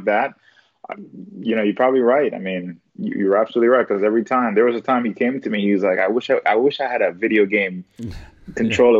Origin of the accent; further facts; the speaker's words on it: New York, United States; moved away; I'm from New York